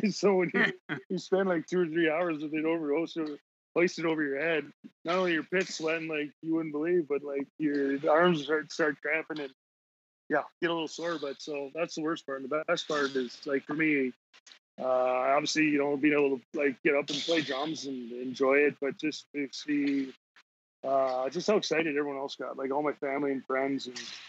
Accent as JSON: {"language": "English", "town": "Edmonton", "region": "Alberta", "country": "Canada", "tie": "born or raised there", "said": "growing up in Edmonton, being an Edmonton guy, the Oilers"}